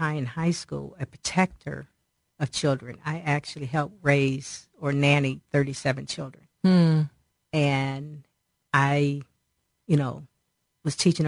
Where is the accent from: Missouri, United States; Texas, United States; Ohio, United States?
Ohio, United States; Cleveland; also born or lived in Akron, Ohio; I was born in Akron, apparently when I was about 2.5 years old, we moved to Cleveland because my dad's job transferred to Cleveland